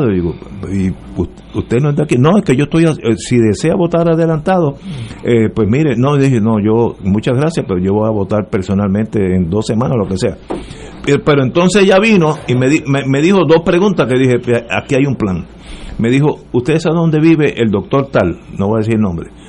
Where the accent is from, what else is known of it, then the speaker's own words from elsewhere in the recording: Puerto Rico; para mí como puertorriqueño.